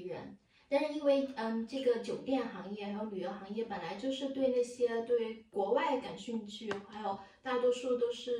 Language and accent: Chinese; China; now in Germany; 数学有一点点，但对我们中国人来说，那不算数学。